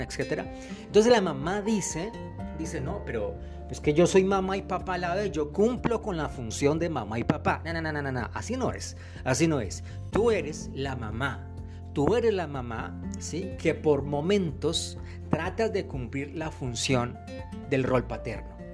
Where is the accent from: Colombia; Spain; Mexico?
Colombia; aquí en mi país Colombia